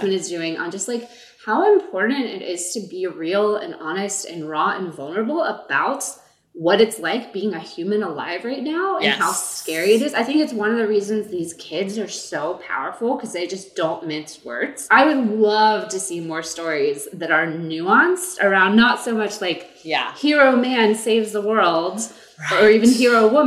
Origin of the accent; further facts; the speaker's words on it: Deep South, United States; I'm from the Deep South and unfortunately my family wasn't on the right side of history